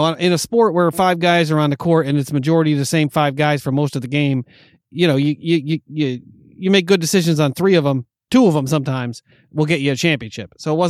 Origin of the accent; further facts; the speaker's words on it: New York, United States; moved away as an adult; as a kid who was in New York, growing up in New York, live in New York at that time.